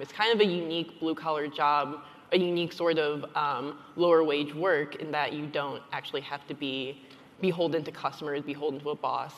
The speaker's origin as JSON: {"language": "English", "region": "Michigan", "country": "United States", "said": "my home state of Michigan"}